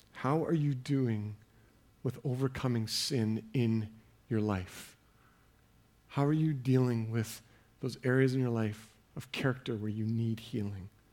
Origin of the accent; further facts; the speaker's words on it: Canada; as Canadian Christians